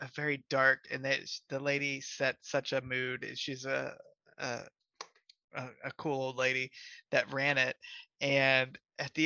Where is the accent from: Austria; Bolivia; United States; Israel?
United States; Cincinnati, Ohio; I am from Cincinnati. I grew up in Colerain.